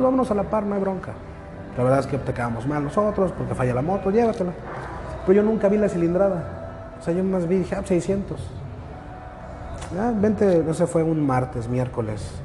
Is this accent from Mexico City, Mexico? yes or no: yes; Mexico City, Mexico; now in Mérida, Mexico; Yo soy de nativo, soy este oriundo de la Ciudad de México, para mí el DF todavía